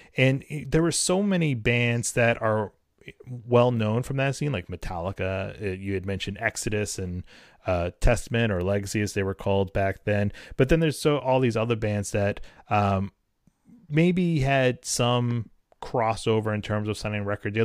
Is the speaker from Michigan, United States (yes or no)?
no; New Hampshire, United States; I grew up in New Hampshire